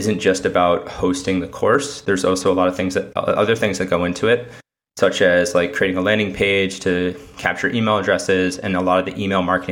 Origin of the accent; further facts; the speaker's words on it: Connecticut, United States; now in New York City, United States; I'm originally from Connecticut